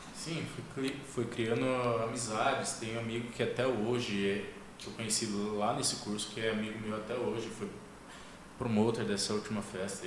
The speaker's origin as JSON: {"language": "Portuguese", "town": "Sorocaba", "region": "São Paulo", "country": "Brazil", "tie": "born or raised there", "moved": "yes", "said": "eu nasci em Sorocaba, né? Eu sou paulista."}